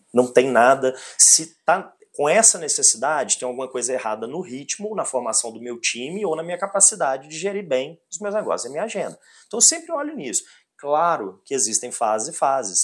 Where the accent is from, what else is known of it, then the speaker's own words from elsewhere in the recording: Belo Horizonte, Minas Gerais, Brazil; Se eu sou mineiro, se eu sou Belo Horizontino